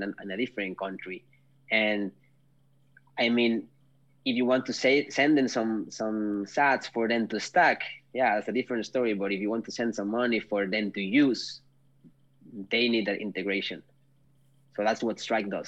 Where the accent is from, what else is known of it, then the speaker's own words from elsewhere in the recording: Mexico; moved away as an adult; now in Nordic countries; I'm from Mexico